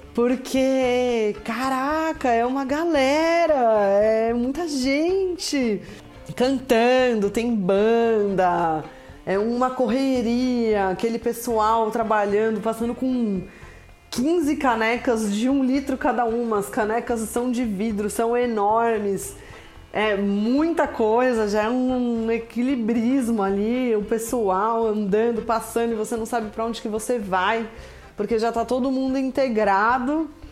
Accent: Brazil; como bom brasileiro

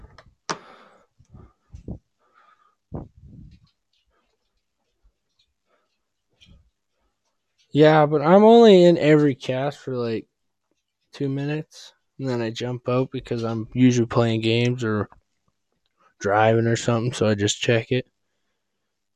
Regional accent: near Grande Prairie, northern Alberta, Canada; I'm from, like, you know where Grand Prairie is?

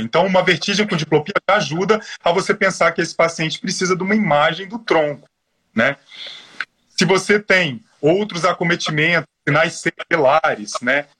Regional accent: Espírito Santo, Brazil; moved away as an adult; now in São Paulo, Brazil; eu sou capixaba, com muito orgulho, sou formado pela Universidade Federal do Espírito Santo

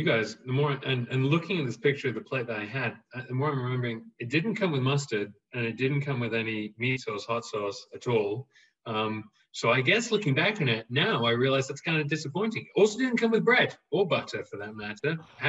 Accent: England, United Kingdom; moved away; Being English

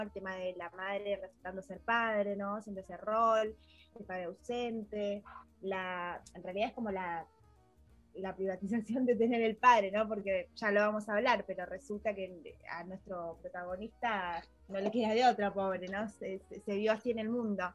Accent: Pinamar, Buenos Aires Province, Argentina; nosotros somos de Pinamar, de, Buenos Aires, Argentina

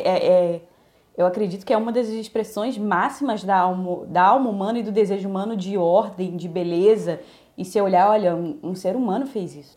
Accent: Minas Gerais, Brazil; now in Rio de Janeiro, Brazil; Eu, eu fui criada em Minas, depois vim para o Rio

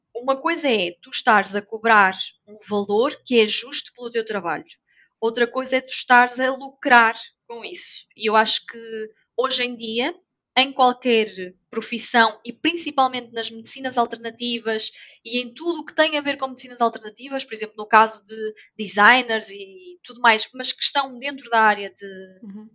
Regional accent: North, Portugal; moved away as an adult; now in Lisbon, Portugal; eu sou do Norte

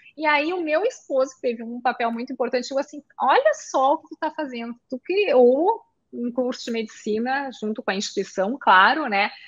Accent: Porto Alegre, Rio Grande do Sul, Brazil; now in Passo Fundo, Brazil; eu sou gaúcha de Porto Alegre

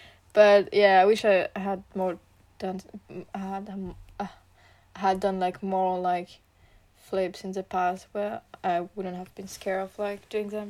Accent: France; accent: French; English is a second language; maybe I'm sorry for like my French accent.

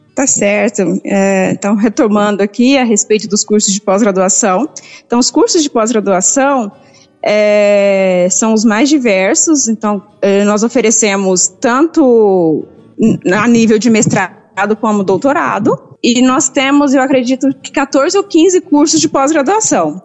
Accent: Cassilândia, Mato Grosso do Sul, Brazil; now in Rio Verde, Brazil; Eu sou de Cacilândia, Mato Grosso do Sul.

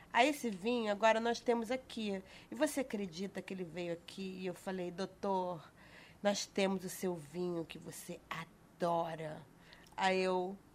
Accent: Rio de Janeiro, Brazil; Eu vou falar Rio. daqui, que eu sou carioca, eu vou falar daqui.

